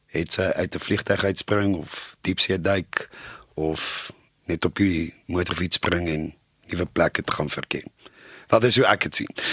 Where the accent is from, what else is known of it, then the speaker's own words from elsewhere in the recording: Nelspruit, Mpumalanga, South Africa; moved away; in Nelspruit my ou tuiste te wys van waar ek vandaan kom